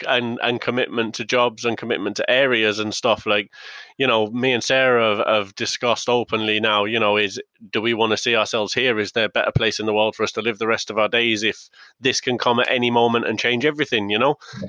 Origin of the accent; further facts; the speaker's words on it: Yorkshire and the Humber, United Kingdom; also born or lived in Galway / Essex; I've got the most mongrel accent in the world, even there. I've got mates from where I was growing up in Yorkshire going, what is your accent about?